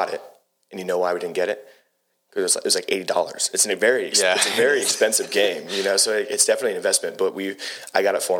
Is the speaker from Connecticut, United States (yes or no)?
no; Huntington Beach, California, United States; moved away as an adult; also born or lived in San Diego, California; now in Lexington, United States; born and raised in Huntington.